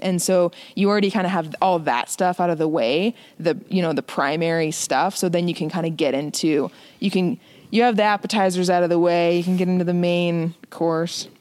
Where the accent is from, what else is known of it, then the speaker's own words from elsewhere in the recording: Phoenix, Arizona, United States; now in Montana, United States; I grew up in Phoenix, Arizona